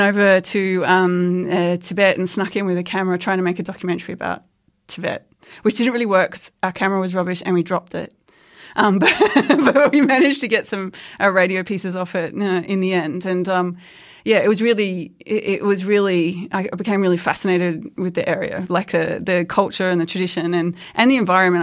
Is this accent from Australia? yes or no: yes; Queensland, Australia; I grew up in Queensland